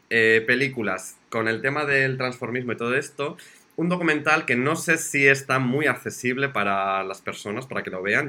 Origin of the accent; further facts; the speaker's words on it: Zamora, Castile and León, Spain; yo soy de Zamora